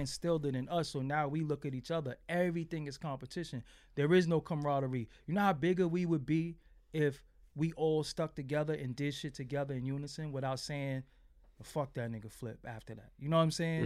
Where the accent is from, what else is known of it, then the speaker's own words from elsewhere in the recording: New York City, New York, United States; I'm from Fulton Street, man. I'm from Fulton and Waverly